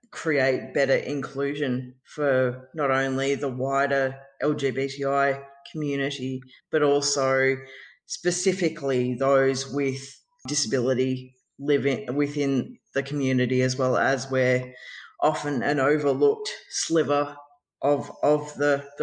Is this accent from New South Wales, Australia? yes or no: no; Ballarat, Victoria, Australia; moved away as an adult; now in Geelong, Australia; Uh, I grew up in Ballarat. I'm now living in Geelong. I have been living in Geelong for over well, since 2007.